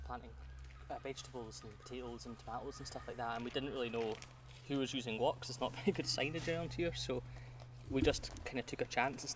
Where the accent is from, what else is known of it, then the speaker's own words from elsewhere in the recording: Scotland, United Kingdom; accent: Scottish; I grew up, you can hear from my accent, I'm Scottish, but my grandparents lived in the south of England